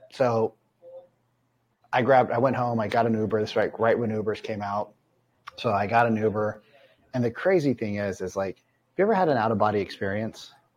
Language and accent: English; Central California, United States; moved away as an adult; also born or lived in Seattle; I grew up in Central California and the deserts